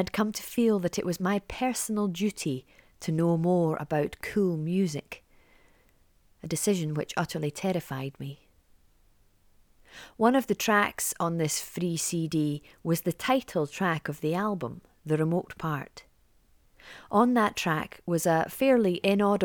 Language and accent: English; near Perth, East Coast of Scotland, United Kingdom; moved away as an adult; also born or lived in Edinburgh / Glasgow; I was from the East Coast. My life orientated north towards Perth as the local big town